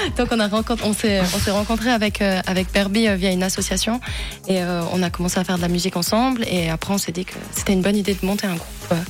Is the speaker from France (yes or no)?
no; Valais, Switzerland; je viens du Valais